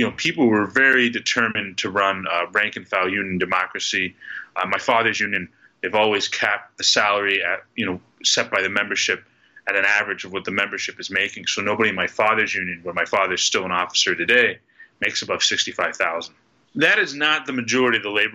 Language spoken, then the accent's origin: English; Pittsburgh, Pennsylvania, United States; I grew up here in Pittsburgh